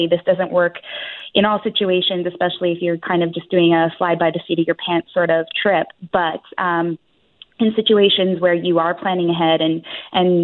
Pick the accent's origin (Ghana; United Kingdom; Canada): Canada; we're so Canadian